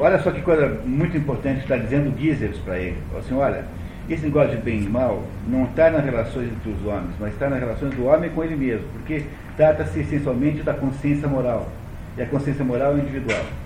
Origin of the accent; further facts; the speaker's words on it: Brazil; Aqui no Brasil